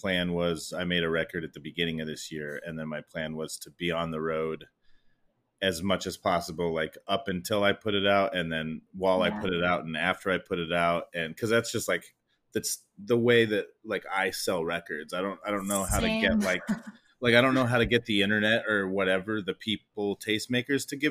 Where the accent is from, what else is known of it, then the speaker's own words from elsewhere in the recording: Northeastern Arizona, United States; moved away as an adult; I'm from, I grew up in Northeastern Arizona